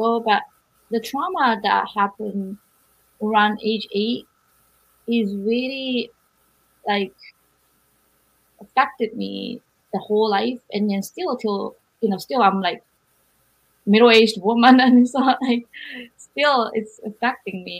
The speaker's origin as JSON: {"language": "English", "country": "Japan", "tie": "born or raised there", "also_born_or_lived": "Berkeley", "moved": "as an adult", "said": "when I was growing up in Japan"}